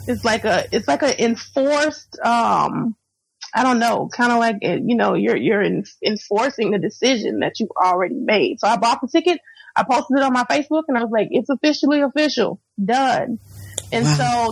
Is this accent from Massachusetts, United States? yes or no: no; Florida, United States; moved away as an adult; also born or lived in Houston, Texas; I'm born and raised in Florida. I went to college in Florida.